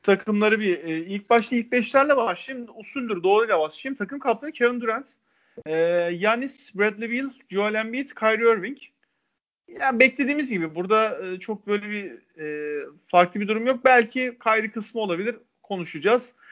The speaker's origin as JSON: {"language": "Turkish", "region": "İzmir", "country": "Turkey", "said": "ben bir İzmirli olarak"}